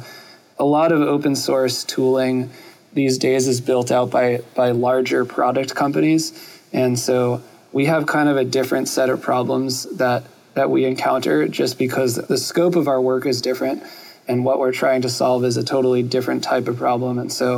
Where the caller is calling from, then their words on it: New York, United States; I'm calling in from New York.